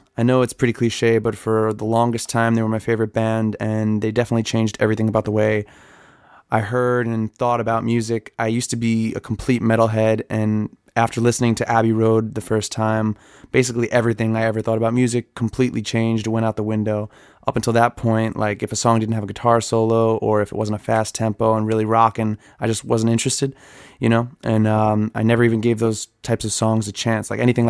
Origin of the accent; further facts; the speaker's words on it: Long Island, New York, United States; I'm from Long Island, New York